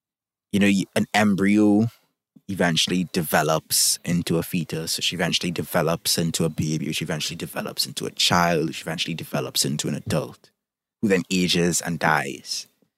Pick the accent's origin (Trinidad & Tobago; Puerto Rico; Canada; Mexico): Trinidad & Tobago; I'm from Trinidad and Tobago, for those who don't know